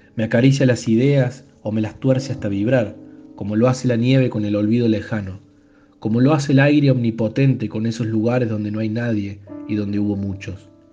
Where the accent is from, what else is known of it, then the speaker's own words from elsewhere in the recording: Córdoba, Argentina; nací en Córdoba Capital